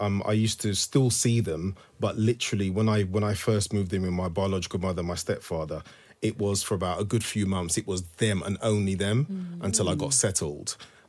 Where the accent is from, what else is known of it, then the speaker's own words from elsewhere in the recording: Thornton Heath, London, United Kingdom; also born or lived in Walthamstow, United Kingdom; So I grew up in Thornton Heath in Surrey and we literally moved to Walthamstow. So it was new family, new school, this stranger who I didn't know.